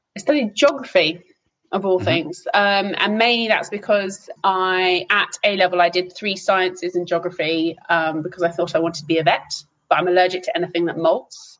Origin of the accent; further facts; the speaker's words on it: Hertfordshire, East of England, United Kingdom; moved away; also born or lived in Amsterdam; I grew up and I was born in Hertfordshire, but have sort of gone around the houses since then